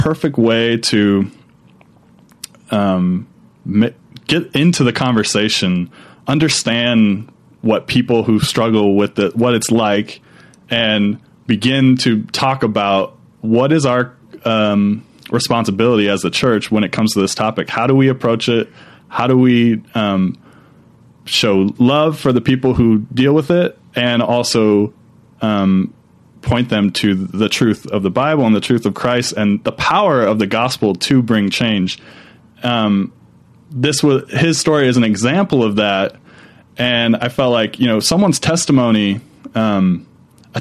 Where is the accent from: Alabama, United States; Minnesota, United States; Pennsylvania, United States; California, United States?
Minnesota, United States; I grew up in Minnesota, but my family is from Texas